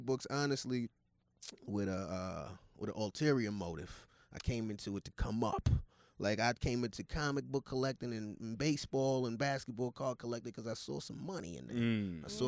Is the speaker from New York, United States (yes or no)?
yes; New York City, New York, United States; also born or lived in Atlanta, Georgia; I was born in Brooklyn, grew up between Brooklyn and Austin, New York